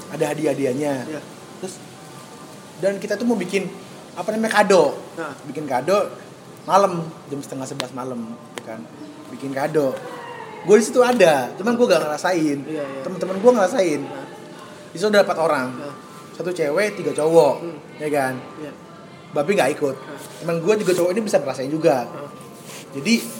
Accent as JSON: {"language": "Indonesian", "town": "Surabaya", "region": "East Java", "country": "Indonesia", "said": "kita orang Surabaya"}